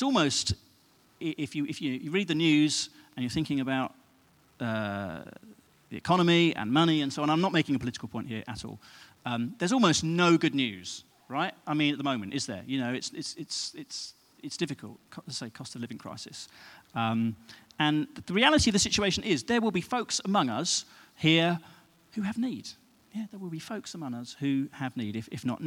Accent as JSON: {"language": "English", "country": "United Kingdom", "said": "we're British"}